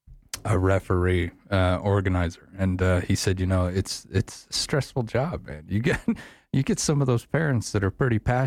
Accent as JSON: {"language": "English", "town": "Afton", "region": "Wyoming", "country": "United States", "tie": "born or raised there", "said": "When I was a little kid, I grew up over in Afton"}